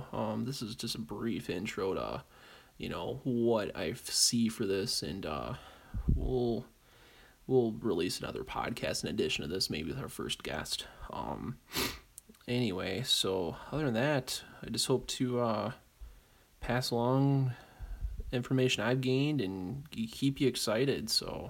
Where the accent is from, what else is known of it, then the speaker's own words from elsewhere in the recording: Great Lakes, United States; So, being as I'm from the Great Lakes, probably lean a little more towards that due to geographical reasons.